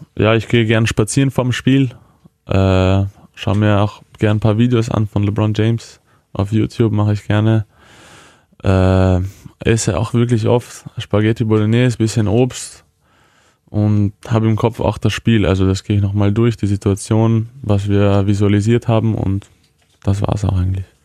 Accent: Vienna, Austria; moved away as an adult; now in Hannover, Germany; meine Eltern sind aus der damaligen Ex-Jugoslawien ja. und sind dann während dem äh, Jugoslawienkrieg nach Wien geflüchtet

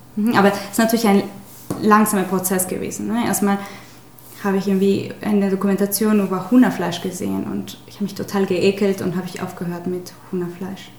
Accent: Mexico; German is a second language; moved away as an adult; now in Hamburg, Germany; ich komme aus Mexiko

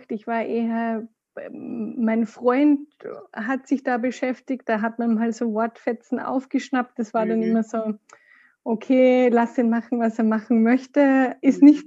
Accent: Austria; now in Munich, Germany; Ich komme ursprünglich aus Österreich. Man wird es wahrscheinlich hin und wieder ein bisschen hören. Man kann es nicht ganz verstecken. Bin jetzt aber seit äh, zweieinhalb Jahren in München

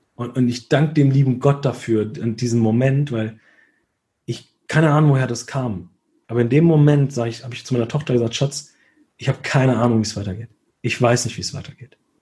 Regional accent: Hesse, Germany; Bei uns in Hessen

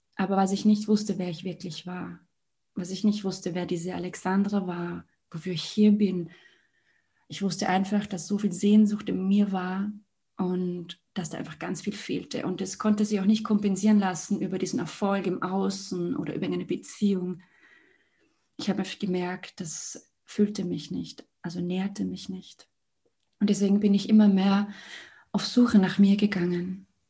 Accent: Liechtenstein; Ich komme aus Liechtenstein

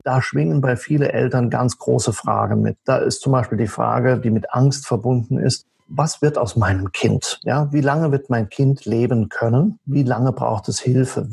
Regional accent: Saarland, Germany; now in near Passau, Germany; Ich stamme aus dem Saarland und lebe zurzeit in der Nähe von Passau

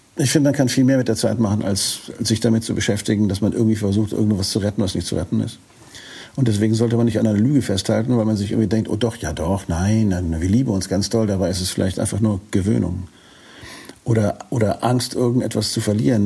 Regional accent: Northern Germany, Germany; als Norddeutscher

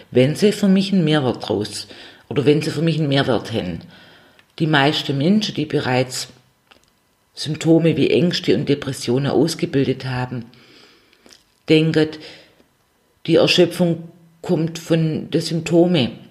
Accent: Swabia, Germany; accent: Swabian; ich gestalte es mit meinem schwäbischen

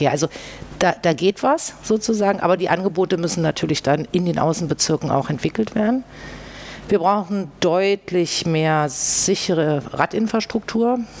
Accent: Berlin, Germany; born there; Das ist ja in Berlin äh, nicht so oft, dass man gebürtige Menschen trifft. Ich bin auch gebürtige Berlinerin.

